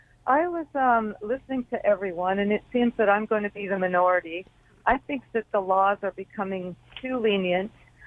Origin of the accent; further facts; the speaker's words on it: Toronto, Ontario, Canada; I was born and raised in Toronto